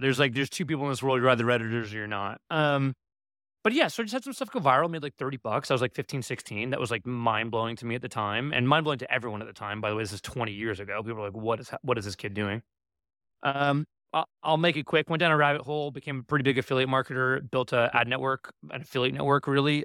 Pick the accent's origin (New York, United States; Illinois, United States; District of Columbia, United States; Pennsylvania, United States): New York, United States; New York City; moved away as an adult; now in Los Angeles, United States; I'm from New York City